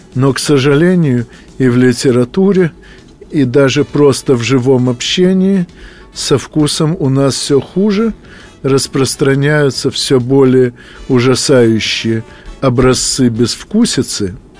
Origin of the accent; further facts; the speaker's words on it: Ukraine; моя малая родина, Украина